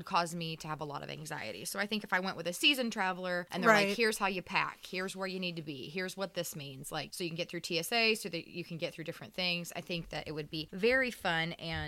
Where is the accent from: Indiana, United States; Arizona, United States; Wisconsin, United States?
Indiana, United States; I'm from here, from Indiana